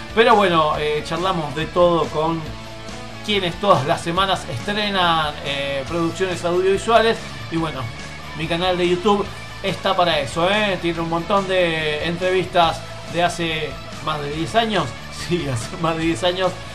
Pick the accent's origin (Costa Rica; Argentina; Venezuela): Argentina; yo soy el único argentino